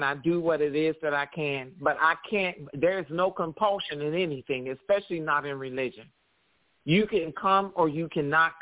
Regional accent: Cleveland, Ohio, United States; now in Los Angeles, United States; when I was growing up in Cleveland, we had fallout shelters at the schools

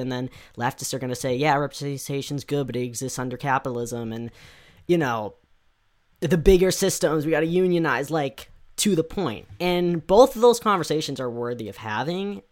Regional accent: United States; I can only speak as an American

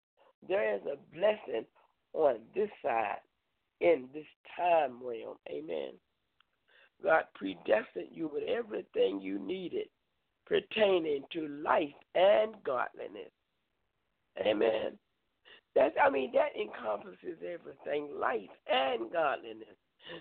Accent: Concord, North Carolina, United States; now in Danville, United States; I came from Charlotte, Concord area and ended up here in Danville.

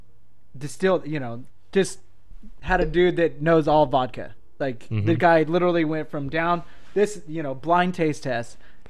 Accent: the Northwest, Pacific Northwest, United States; now in Redmond, United States; I'm from the Northwest, man.

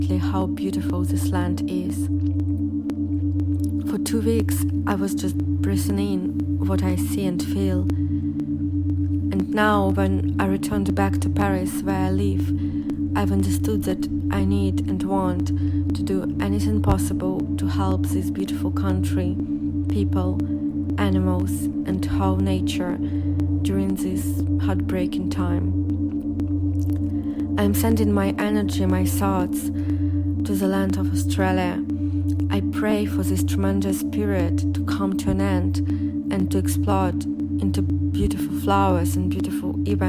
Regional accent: Saint Petersburg, Russia; moved away as an adult; St. Petersburg, Russia, my hometown

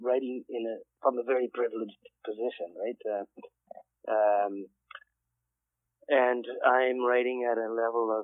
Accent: Canada; moved away; also born or lived in Zimbabwe; I'm Canadian. I landed in Zimbabwe

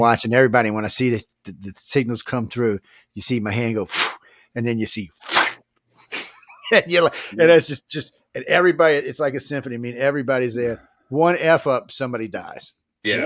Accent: New Orleans, Louisiana, United States; I'm from New Orleans

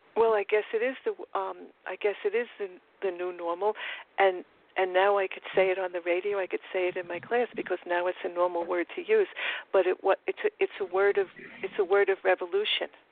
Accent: New York City, New York, United States; accent: Queens; my Trump Queens accent because I'm from Forest Hills, Queens

